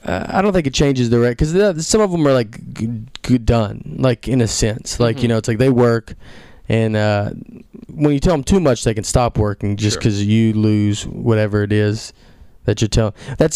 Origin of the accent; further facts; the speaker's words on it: Nashville, Tennessee, United States; moved away; also born or lived in Chicago / New York; I moved there first. I'm from Nashville.